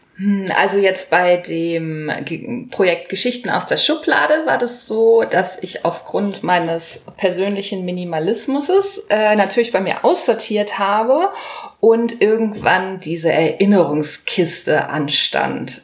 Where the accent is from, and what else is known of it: Hanover, Lower Saxony, Germany